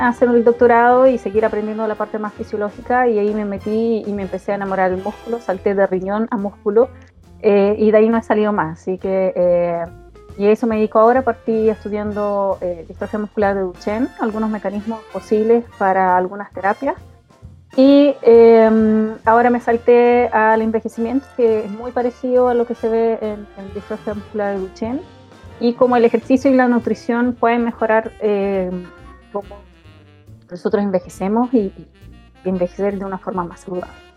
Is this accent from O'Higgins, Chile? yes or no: no; Valdivia, Los Ríos, Chile; moved away as an adult; now in Santiago, Chile; Yo soy de Valdivia.